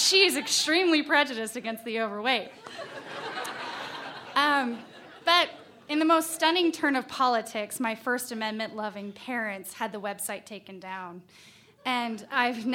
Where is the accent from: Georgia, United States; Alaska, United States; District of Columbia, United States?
Alaska, United States; Valdez; I found exactly where I fit in back in my home state